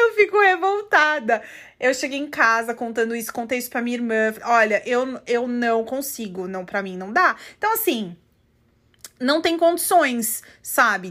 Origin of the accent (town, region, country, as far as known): Brazil; now in United States